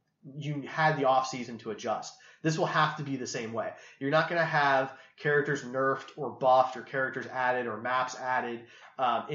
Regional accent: Kansas City, United States; We're from Kansas City

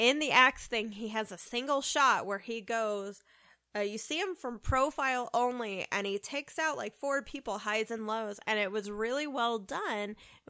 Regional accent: United States; we're American

